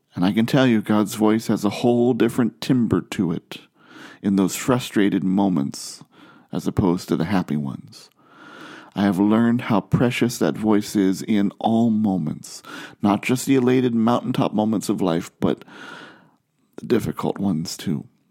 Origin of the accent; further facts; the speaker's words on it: Ohio, United States; I grew up in Ohio, far from the ocean